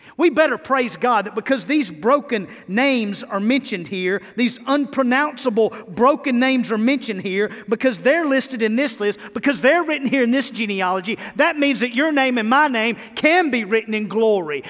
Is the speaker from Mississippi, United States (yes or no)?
yes; Mississippi, United States; now in Tennessee, United States; I'm from Mississippi